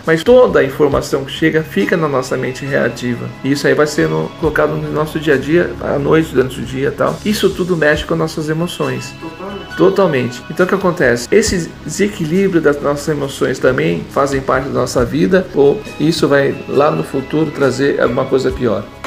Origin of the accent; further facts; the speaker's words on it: Brazil; nós, como brasileiros